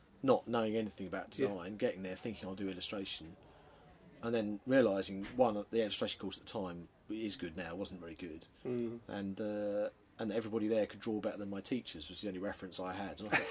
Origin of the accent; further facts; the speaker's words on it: London, United Kingdom; also born or lived in Norwich; I'm from South London. I grew up in the sort of suburbs of near Croydon.